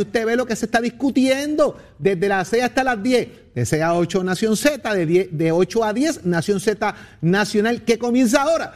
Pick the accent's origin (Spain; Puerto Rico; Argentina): Puerto Rico; San Juan; del barrio de allá de Sabanayana, donde yo me crié en Capetillo